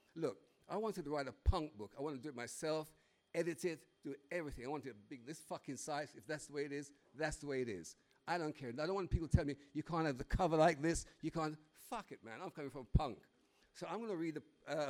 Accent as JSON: {"language": "English", "country": "Jamaica", "tie": "born or raised there", "moved": "yes", "lives_now": "United Kingdom", "said": "as a kid growing up in Jamaica"}